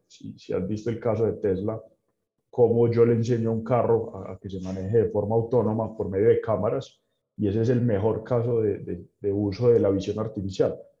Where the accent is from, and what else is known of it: Medellín, Antioquia, Colombia